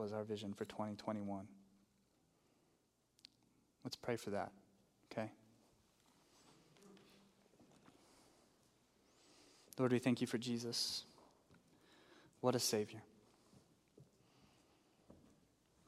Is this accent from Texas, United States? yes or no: yes; Texas, United States; now in New Mexico, United States; I grew up in Texas